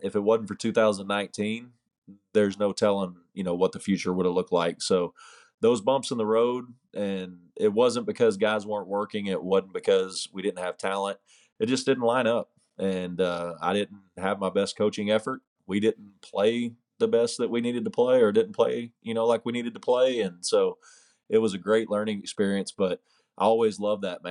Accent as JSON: {"language": "English", "town": "Hot Springs", "region": "Arkansas", "country": "United States", "lives_now": "Magnolia, United States", "said": "I was from Hot Springs, Arkansas"}